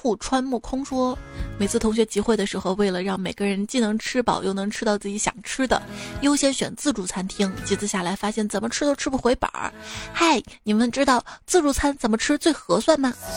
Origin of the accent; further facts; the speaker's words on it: Shaanxi, China; 在我们陕西